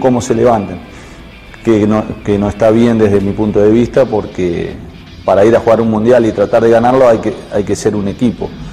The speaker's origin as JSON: {"language": "Spanish", "country": "Argentina", "said": "como argentino"}